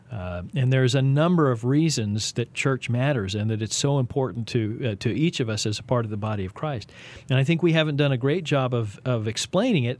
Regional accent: Texas, United States; now in Kansas City, United States; I am a Texan, uh, an unashamed one

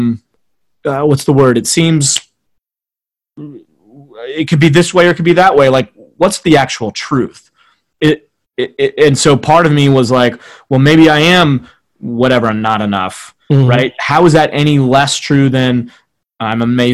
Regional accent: New England, United States; I grew up partly in New England

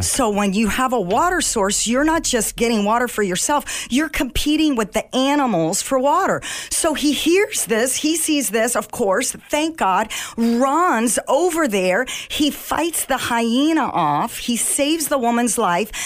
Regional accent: Egypt; moved away; I was born in Egypt

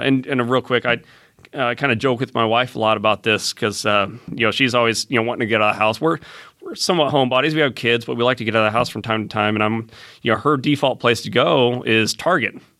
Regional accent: Fort Wayne, Indiana, United States; now in Fishers, United States; I grew up in Fort Wayne

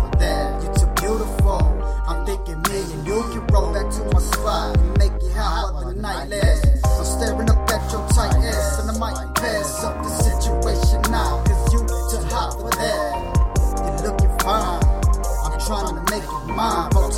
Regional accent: Arizona, United States; I'm from Arizona

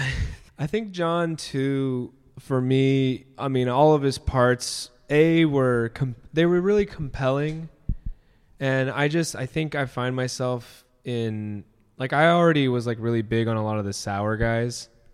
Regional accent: near Disneyland, California, United States; I grew up near Disneyland

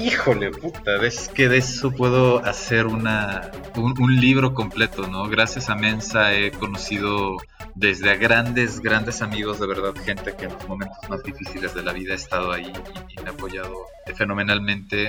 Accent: Cancún, Quintana Roo, Mexico; moved away as an adult; now in Medellín, Colombia; En el hermosísimo Cancún, Quintana Roo, en el Caribe mexicano

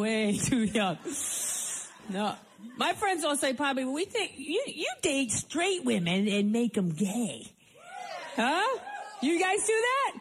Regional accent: Rhode Island, United States; I grew up in Rhode Island, a little roadie

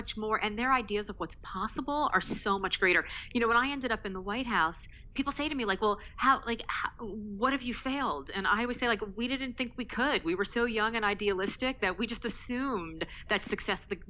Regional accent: United States

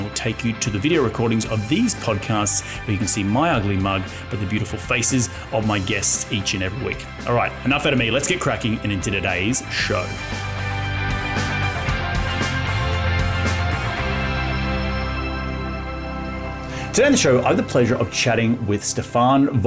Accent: Australia; my home country of Australia

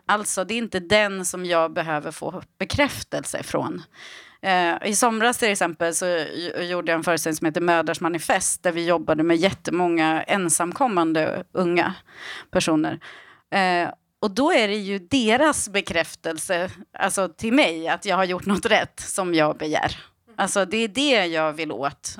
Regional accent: Iran; moved away; jag är ju född i Iran

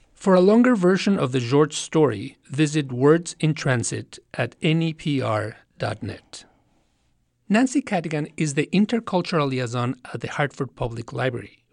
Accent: Mexico; English is a second language; now in United States; I am an immigrant from Mexico

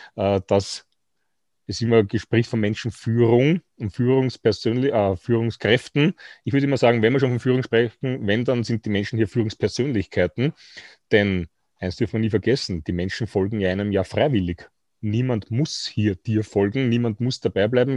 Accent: Austria; bei uns in Österreich

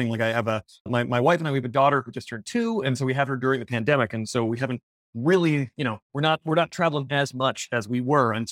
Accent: Tennessee, United States; also born or lived in Kentucky; Yeah, I was born in Kentucky. Most of my family's from Kentucky, but I uh, would move to Tennessee just outside Nashville when I was about a year and a half. And so that's really where I grew up until I went to college.

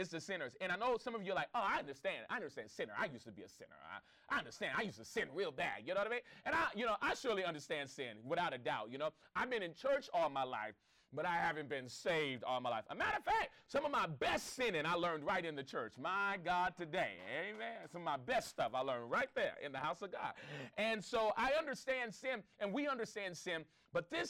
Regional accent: Los Angeles, California, United States; I grew up in the Crenshaw District

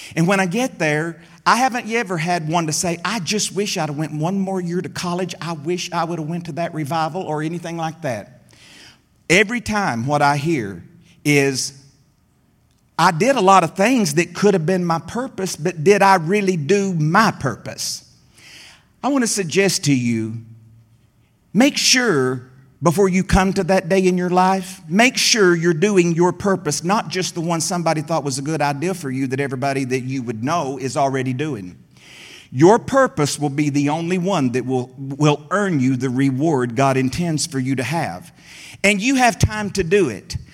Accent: Middle Tennessee, United States; There in the hills of Middle Tennessee, I grew up

